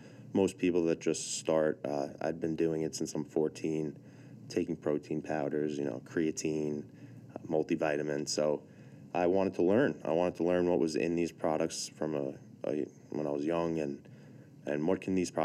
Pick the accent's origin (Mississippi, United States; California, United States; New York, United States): New York, United States; Massapequa; accent: New York; I'm from Massapequa originally